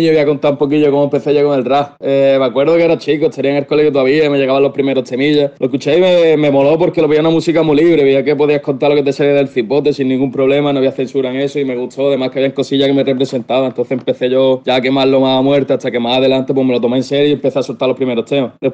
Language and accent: Spanish; Jerez de la Frontera, Andalusia, Spain; de Jerez, no soy de Málaga